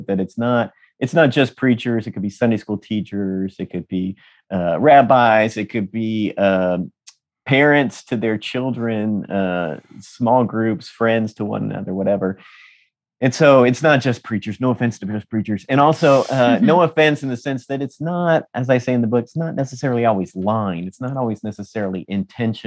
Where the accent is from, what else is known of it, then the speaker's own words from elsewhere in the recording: San Diego, California, United States; I was raised in San Diego, California